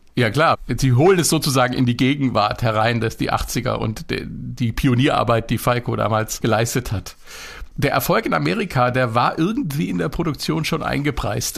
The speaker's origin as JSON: {"language": "German", "region": "Upper Hesse", "country": "Germany", "tie": "born or raised there", "said": "der Wiener Schmäh geht mir als gebürtiger Oberhesse natürlich ab"}